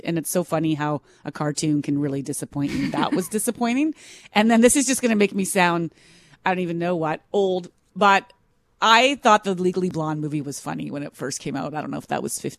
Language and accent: English; Minnedosa, Manitoba, Canada; born or raised there